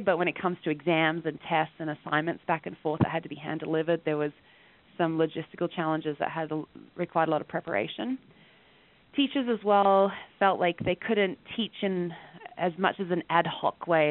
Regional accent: rural Western Australia, Australia; now in Calgary, Canada; I'm actually originally from Australia, and I grew up in a rural area in Western Australia

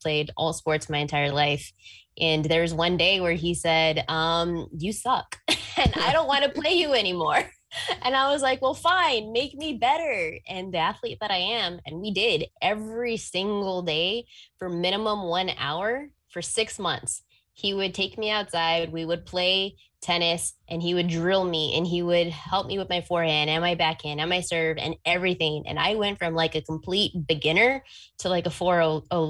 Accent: Texas, United States; I grew up in Texas

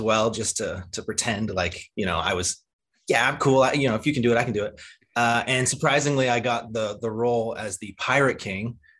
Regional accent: Cayman Islands; I grew up in the Cayman Islands

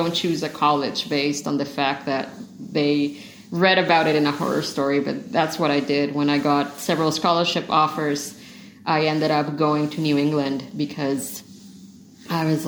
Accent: Mexico; I'm from Mexico, all our houses are completely different

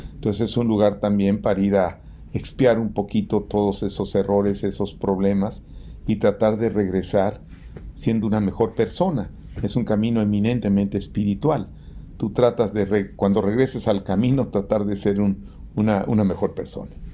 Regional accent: Mexico; yo soy un agente que vengo de la clase media como cualquier mexicano

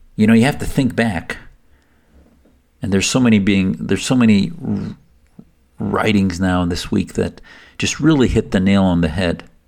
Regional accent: United States; as an American who served in the U S Navy

